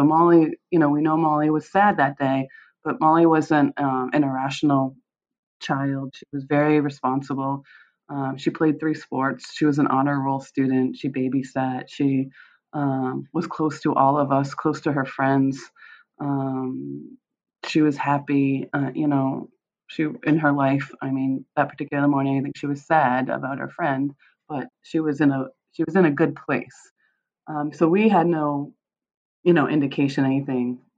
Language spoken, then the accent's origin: English; Michigan, United States; born there; I, I was born in Michigan. My mom is from Michigan, but my dad had grown up in Westmoreland.